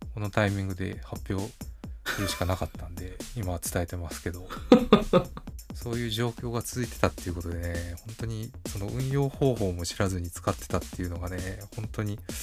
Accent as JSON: {"language": "Japanese", "region": "Kansai", "country": "Japan", "accent": "Kansai intonation", "said": "僕の関西のイントネーション"}